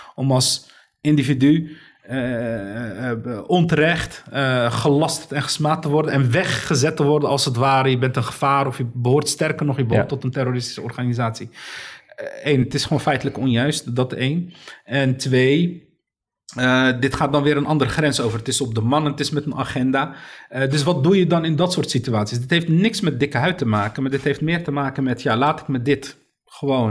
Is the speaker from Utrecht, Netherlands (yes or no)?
no; Rotterdam, South Holland, Netherlands; Ik ben geboren en getogen in Rotterdam.